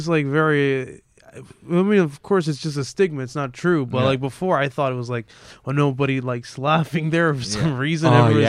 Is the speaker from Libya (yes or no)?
yes; Libya; moved away as an adult; now in Hamilton, Canada; I'm originally from Libya